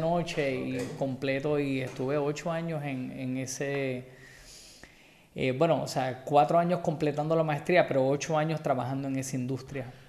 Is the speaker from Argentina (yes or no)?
no; Puerto Rico; Soy boricua